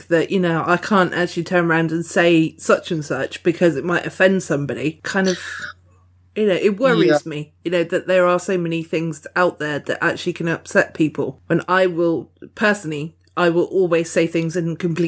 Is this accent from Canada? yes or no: no; United Kingdom; being British